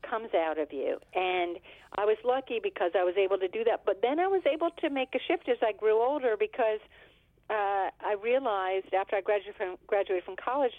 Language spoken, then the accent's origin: English; Pittsburgh, Pennsylvania, United States; I grew up in Pittsburgh, Pennsylvania